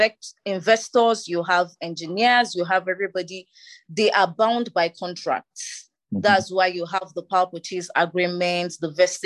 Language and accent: English; Plateau, Nigeria; I am from Nigeria and Plateau State